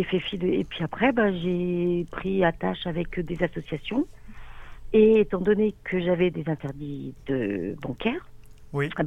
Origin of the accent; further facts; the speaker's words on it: France; alors que je suis française, entre guillemets, hein